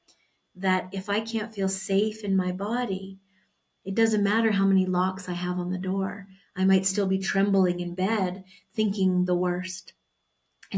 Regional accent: Canada; moved away as an adult; now in Mexico; I was born in Canada and we moved to Mexico about a year and a half ago now.

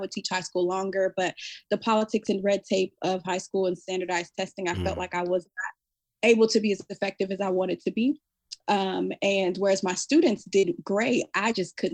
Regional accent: Omaha, Nebraska, United States; moved away as an adult; now in Fort Worth, United States; I am from Omaha, Nebraska, and I now am living in Fort Worth, Texas.

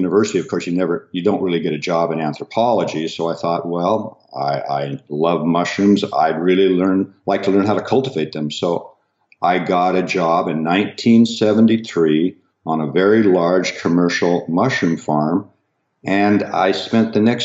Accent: Pacific Northwest, United States; growing up in the Pacific Northwest, where we get a lot of rain

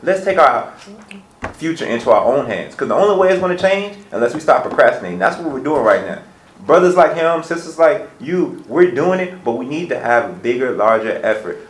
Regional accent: Petersburg, Virginia, United States; moved away as an adult; I grew up in Petersburg late 80s and 90s

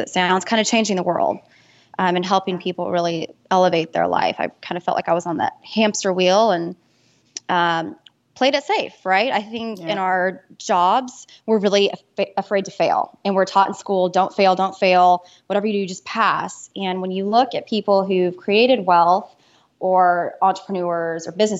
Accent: Dallas, Texas, United States; also born or lived in Austin, Texas; I'm Texas born and Texas bred. I grew up in Austin and then moved to Dallas with my family when I was 9. So I kind of consider Dallas home

